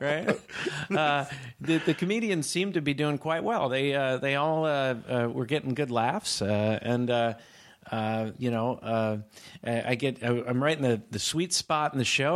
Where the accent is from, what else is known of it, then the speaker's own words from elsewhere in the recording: Northern California, United States; now in Manhattan Beach, United States; I'm from Northern California